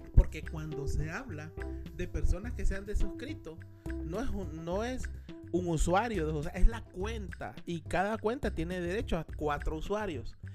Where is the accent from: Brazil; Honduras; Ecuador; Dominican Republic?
Honduras; Tegucigalpa, Francisco Morazán; nosotros somos de Tegucigalpa